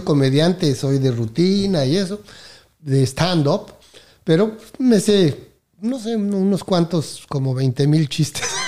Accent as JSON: {"language": "Spanish", "region": "Mexico City", "country": "Mexico", "tie": "born or raised there", "moved": "as an adult", "lives_now": "Miami, United States", "said": "soy de México, nací en la Ciudad de México, en el Distrito Federal"}